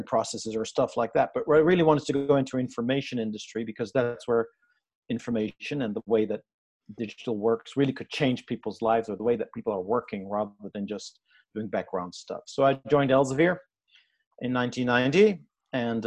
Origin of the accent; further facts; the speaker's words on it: Amsterdam, North Holland, Netherlands; I'm Dutch, right? I'm from Amsterdam